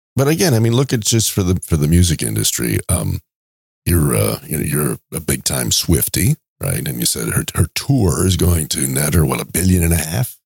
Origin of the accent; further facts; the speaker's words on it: New York City, New York, United States; he's from my hometown, Queens, and we have, even went to the same high school